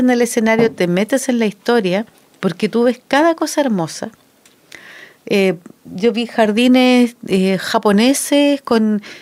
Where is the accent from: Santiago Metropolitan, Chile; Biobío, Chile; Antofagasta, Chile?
Santiago Metropolitan, Chile; Santiago; moved away; cuando yo vivía en Santiago, y yo soy santiaguina.